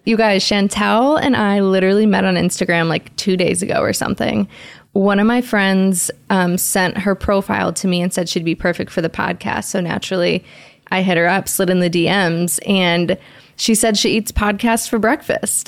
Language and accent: English; Detroit, Michigan, United States; I'm from Detroit